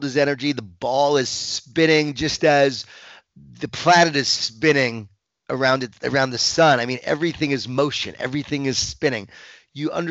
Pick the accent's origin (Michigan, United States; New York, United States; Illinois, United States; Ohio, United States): New York, United States; Long Island; I grew up in Long Island, New York